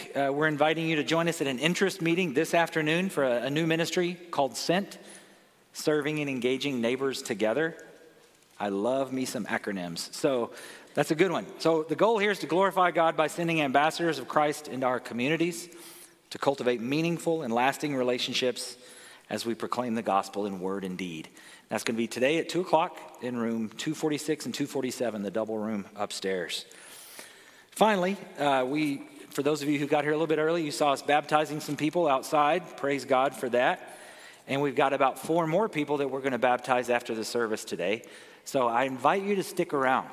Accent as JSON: {"language": "English", "region": "Arkansas", "country": "United States", "tie": "born or raised there", "moved": "yes", "lives_now": "California, United States", "said": "I grew up in the South. I'm from Arkansas"}